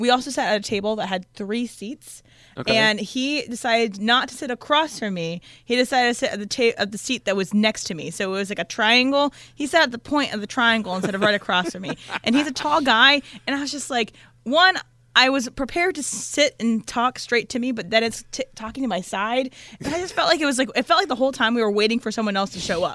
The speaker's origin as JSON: {"language": "English", "region": "Virginia", "country": "United States", "moved": "yes", "lives_now": "Los Angeles, United States", "said": "We're both from Virginia."}